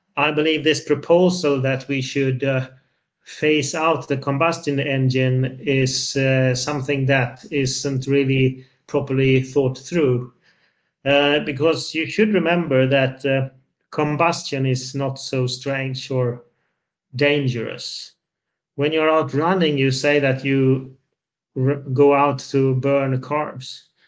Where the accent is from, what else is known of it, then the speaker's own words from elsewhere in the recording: Sweden; I'm from Sweden, even though I'm in Brussels today